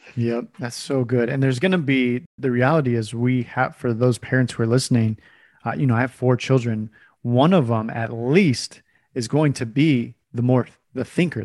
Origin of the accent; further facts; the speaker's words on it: California, United States; when I was growing up, I grew up in California